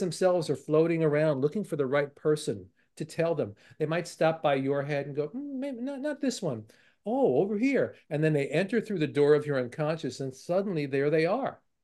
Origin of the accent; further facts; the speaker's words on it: New York City, New York, United States; I grew up in Brooklyn